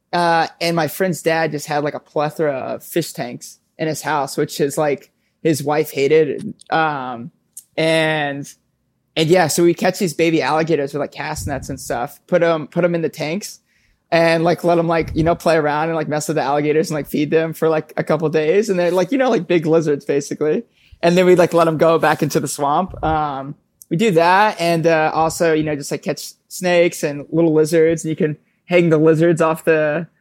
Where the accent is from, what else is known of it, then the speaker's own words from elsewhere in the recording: Palm Bay, Florida, United States; now in Bronx, New York, United States; I grew up in Brevard County in Palm Bay, Florida